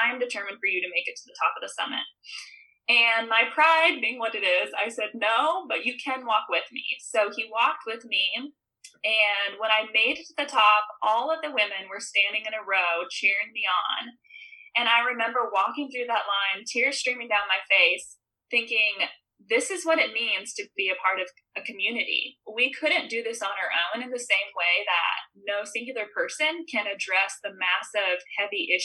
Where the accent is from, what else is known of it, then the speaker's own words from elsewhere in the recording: Midwest, United States; growing up in the Midwest